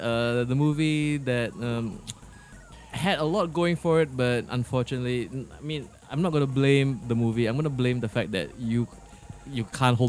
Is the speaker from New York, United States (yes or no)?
no; New Jersey, United States; Oh, is it Jersey? I'm from Jersey.